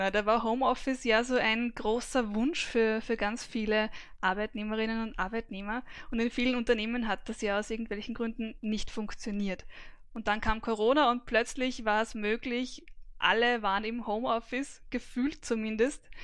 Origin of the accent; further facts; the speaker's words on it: Vienna, Austria; Mein Alter ist 45. Ich bin geboren und aufgewachsen in Wien.